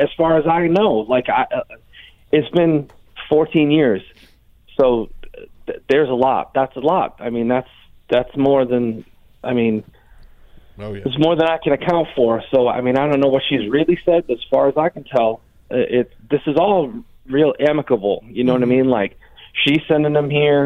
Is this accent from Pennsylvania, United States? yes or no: yes; Pennsylvania, United States; now in North Carolina, United States; I've been in North Carolina for a while, but I'm from Pennsylvania